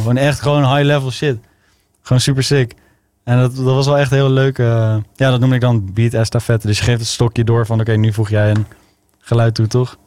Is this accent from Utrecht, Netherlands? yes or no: yes; Zeist, Utrecht, Netherlands; ik kom uit Utrecht, maar ik ben opgegroeid in Zeist en omgeving.